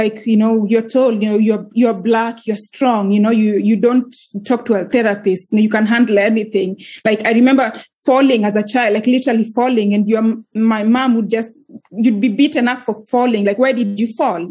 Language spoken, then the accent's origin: English; Kenya; moved away as an adult; now in Iceland; I'm originally from Kenya. So that's where born and raised in Kenya. I moved to Iceland 11 years ago when I was 25 years old.